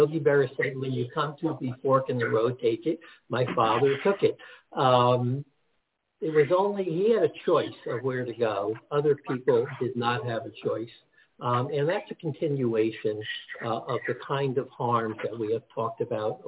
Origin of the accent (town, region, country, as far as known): Teaneck, New Jersey, United States; born or raised there; also born or lived in Newark, New Jersey